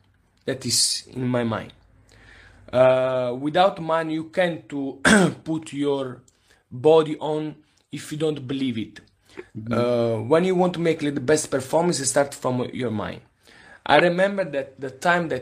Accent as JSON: {"language": "English", "town": "Naples", "region": "Campania", "country": "Italy", "second_language": "English", "said": "I'm from Napoli"}